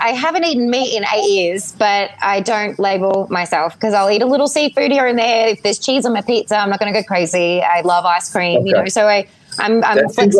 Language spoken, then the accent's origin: English; Ireland; born there; My Irish background, like I was born in Ireland and I look very Irish.